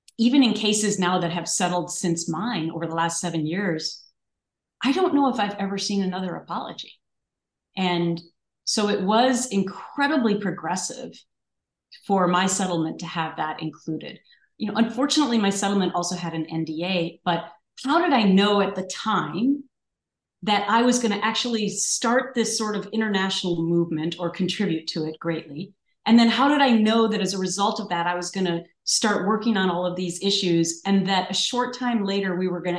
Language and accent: English; Minnesota, United States; growing up in Minnesota is everyone's nice there